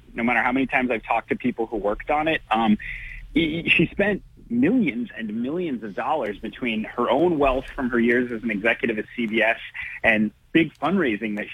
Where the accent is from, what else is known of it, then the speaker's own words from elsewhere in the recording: Attleboro, Massachusetts, United States; I grew up in Bristol County, in Attleboro